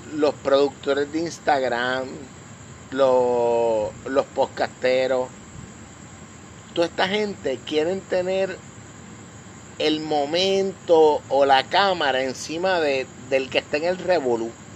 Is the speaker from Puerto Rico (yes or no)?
yes; Puerto Rico; yo soy boricua